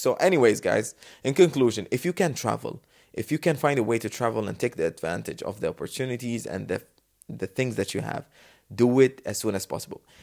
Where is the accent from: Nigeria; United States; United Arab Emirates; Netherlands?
United Arab Emirates; Dubai; But I'm from Dubai, the safest city on the world, the best city